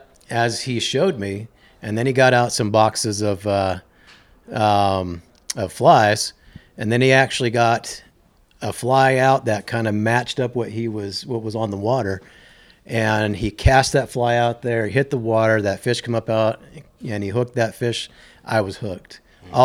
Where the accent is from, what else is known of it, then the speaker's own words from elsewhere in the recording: Salt Lake City, Utah, United States; moved away; also born or lived in Western North Carolina; originally, I grew up in Salt Lake City, Utah.